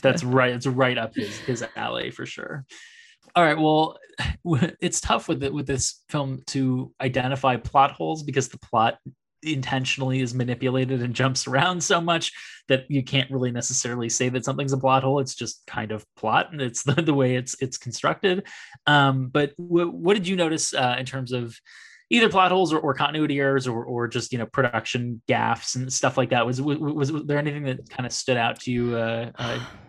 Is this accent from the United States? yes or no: yes; Bay Area, California, United States; I grew up in the Bay Area